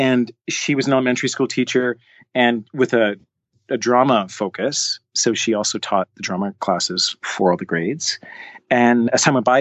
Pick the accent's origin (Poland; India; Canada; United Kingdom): Canada; I played soccer, loved playing ball hockey, as all Canadian kids